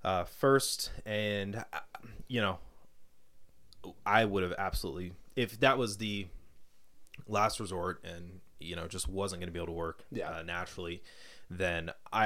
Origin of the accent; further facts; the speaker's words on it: Colorado Springs, Colorado, United States; moved away; Yep, so I grew up in Colorado Springs